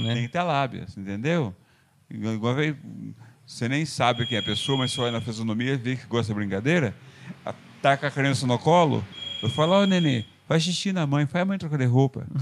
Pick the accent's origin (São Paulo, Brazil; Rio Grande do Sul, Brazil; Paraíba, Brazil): São Paulo, Brazil; Porto Feliz; moved away as an adult; now in Salto, Brazil; Foi nessa fazenda que eu nasci, no município de Porto Feliz